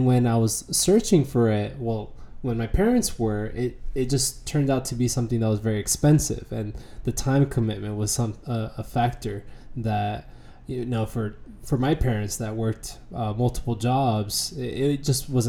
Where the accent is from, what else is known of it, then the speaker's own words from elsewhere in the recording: San Diego, California, United States; moved away as an adult; also born or lived in Santa Barbara, California / Pittsburgh, Pennsylvania; now in Washington, D.C., United States; I grew up in San Diego, spent most of my life there